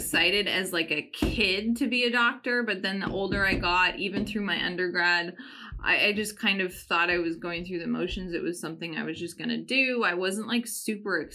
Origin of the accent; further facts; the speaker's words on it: Canada; I grew up in Canada.